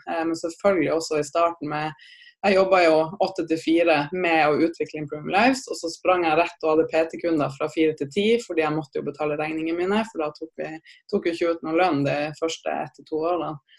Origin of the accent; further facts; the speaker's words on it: Tromsø, Troms, Norway; jeg er opprinnelig fra Tromsø, så jeg er en gærning, gæren nordlending